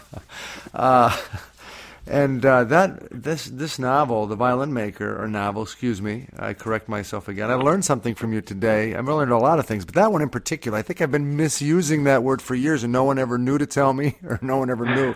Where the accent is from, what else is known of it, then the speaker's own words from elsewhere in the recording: Scranton, Pennsylvania, United States; my hometown, so that's that's where I was born and raised, and. Uh, and that's where I live now too